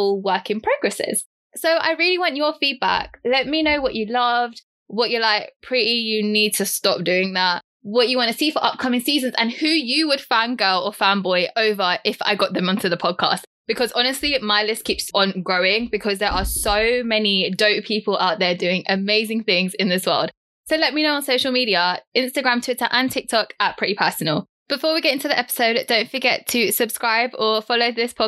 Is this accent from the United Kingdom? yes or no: yes; United Kingdom; I'm from the UK.